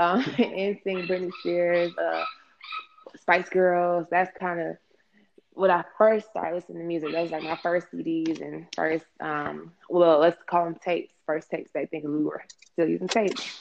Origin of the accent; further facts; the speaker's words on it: Atlanta, Georgia, United States; also born or lived in Los Angeles, California / Marietta, Georgia / Decatur, Georgia; Came to Atlanta through my mom and dad as a child. So I was raised here. So really from Georgia